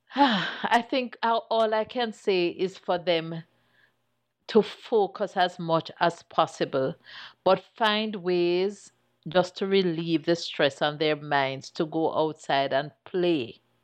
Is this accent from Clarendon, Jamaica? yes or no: yes; Chapelton, Clarendon, Jamaica; as a little girl growing up in Chapperton